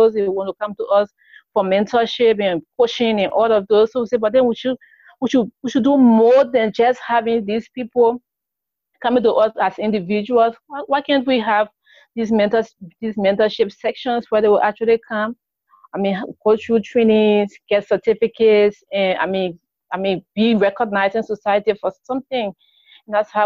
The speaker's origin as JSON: {"language": "English", "country": "Liberia", "said": "I'm from Liberia, a very small country in West Africa"}